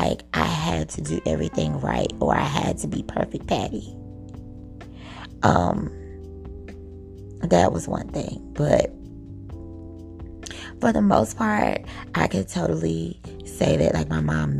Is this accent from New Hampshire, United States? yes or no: no; Miami, Florida, United States; accent: Southern; also born or lived in New York; Growing up in Miami, Florida, my mom lived with her grandmother